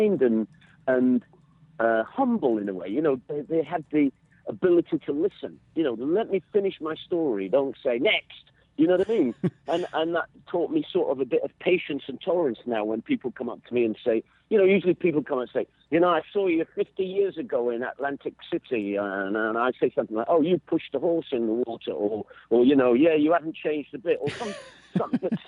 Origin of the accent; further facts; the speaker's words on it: England, United Kingdom; we're English